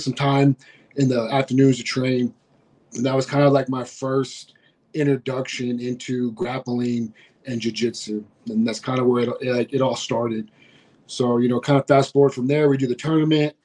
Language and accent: English; Schertz, Texas, United States; I moved back to my hometown of Schertz